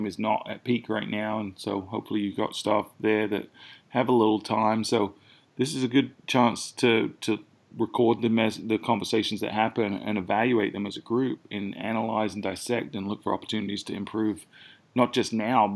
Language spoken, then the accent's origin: English; United Kingdom; now in South Carolina, United States; they're both fellow Brits, so I'm sure they were mocking my accent